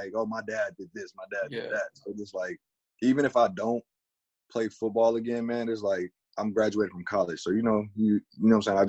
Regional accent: Flint, Michigan, United States; moved away as an adult; now in Bay Area, California, United States; Flint is a tough city. I was born and raised there for all 18 years of my life until I moved out here to California. But I love it there. My family's from there. Yeah, everybody's there, man. I just love Flint. That's where we're from. That's where I was born and raised.

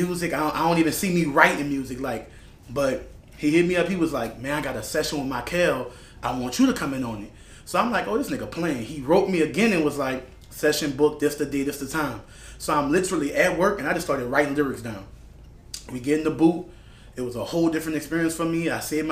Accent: New Orleans, Louisiana, United States; I'm from New Orleans, born and raised, 7th Ward.

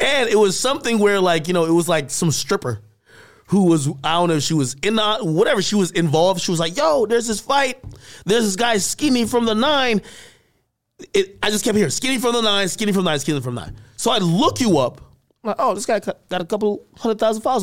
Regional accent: New Jersey, United States; also born or lived in Jamaica; I grew up in Jersey as well, you know, I came from Jamaica, I moved over here, um, like right around middle school or whatever, into high school.

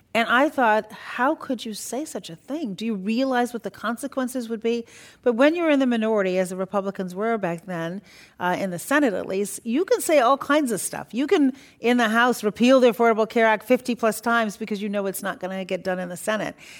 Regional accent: Chicago, Illinois, United States; also born or lived in Iran; We're from Chicago

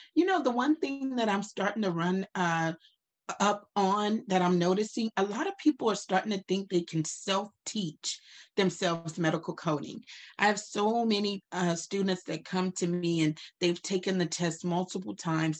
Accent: Opelousas, Louisiana, United States; now in Dallas, United States; I am from Opelousas, Louisiana.

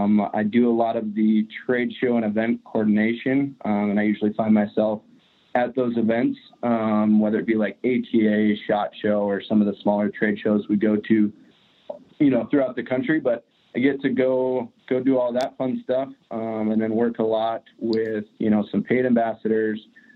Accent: Glendive, Montana, United States; I grew up in Glendive, which is about as far east of Montana as you can go. So really, you know, I grew up and I'm living currently in the same state

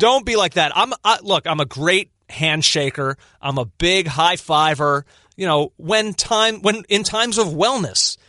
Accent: Philadelphia, Pennsylvania, United States; as a Philadelphian, I was born in nineteen eighty-four.

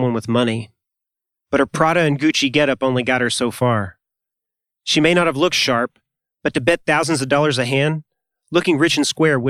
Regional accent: Arkansas, United States; I'm from Arkansas

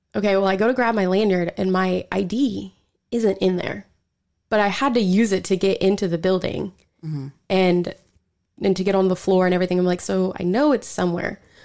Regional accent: Skiatook, Oklahoma, United States; I'm actually from Skytook

